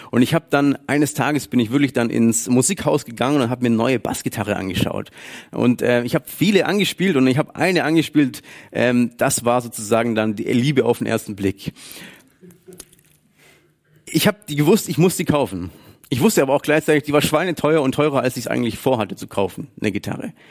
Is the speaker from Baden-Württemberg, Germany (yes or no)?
yes; Baden-Württemberg, Germany; dass ich das Geld anders investiere oder verwende oder spare als Schwabe